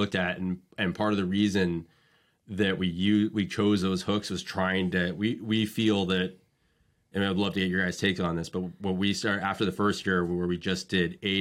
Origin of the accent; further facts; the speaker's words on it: United States; moved away as an adult; now in Massachusetts, United States; I grew up in Long Island Sound